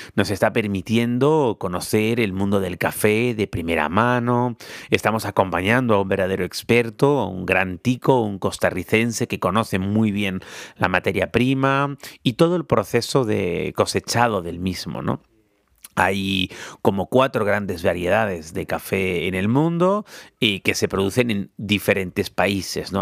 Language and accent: Spanish; Spain; siendo español